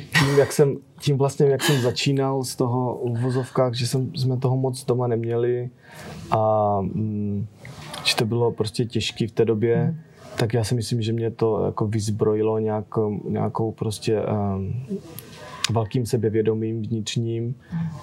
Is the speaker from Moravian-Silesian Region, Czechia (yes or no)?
yes; Nový Jičín, Moravian-Silesian Region, Czechia; moved away as an adult; now in United States; jsem stále v kontaktu s mojí, s mojí rodinou tady z, z Nového Jičína